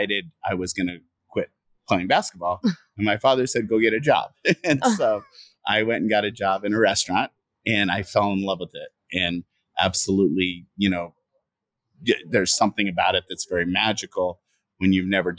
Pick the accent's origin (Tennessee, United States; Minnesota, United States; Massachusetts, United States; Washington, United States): Washington, United States; also born or lived in Egypt; I grew up in Washington State, about 100 miles east of Seattle, and had moved from Egypt